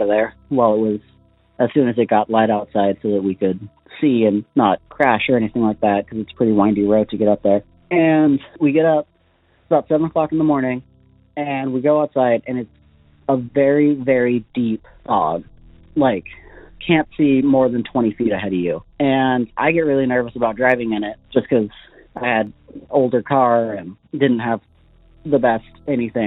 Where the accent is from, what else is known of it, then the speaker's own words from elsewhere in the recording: Gold Beach, Oregon, United States; I grew up in the Gold Beach area. I lived there for 10 years when I was younger.